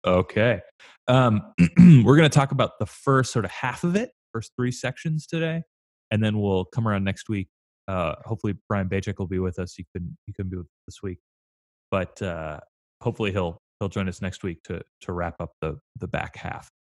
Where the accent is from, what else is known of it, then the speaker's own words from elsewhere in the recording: California, United States; moved away as an adult; also born or lived in Chicago; growing up in California